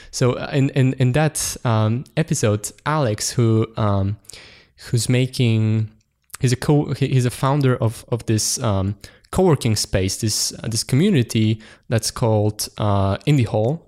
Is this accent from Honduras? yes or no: no; Poland; born or raised there